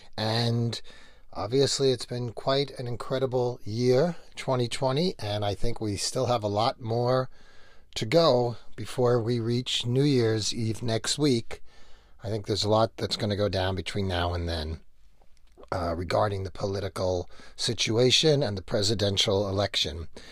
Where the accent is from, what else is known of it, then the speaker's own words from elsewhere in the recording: New York, United States; I grew up in New York